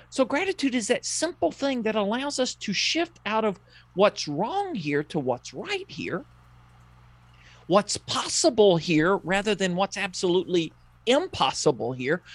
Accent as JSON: {"language": "English", "region": "the South", "country": "United States", "tie": "born or raised there", "said": "I grew up in the South. You probably know that by listening to me"}